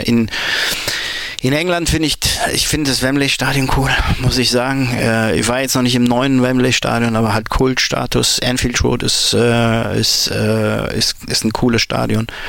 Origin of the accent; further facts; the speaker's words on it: Mönchengladbach, North Rhine-Westphalia, Germany; Ich bin eben auf dem Dorf in Mönchengladbach groß geworden